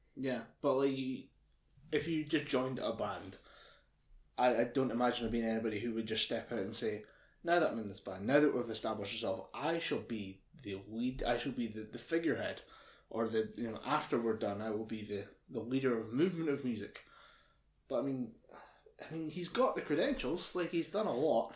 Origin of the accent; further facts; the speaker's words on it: United Kingdom; we're British